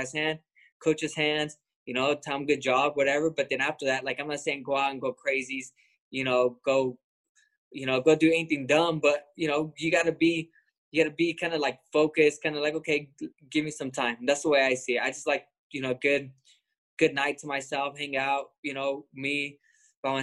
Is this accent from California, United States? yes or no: yes; Lemoore, California, United States; I'm from Lemoore, California.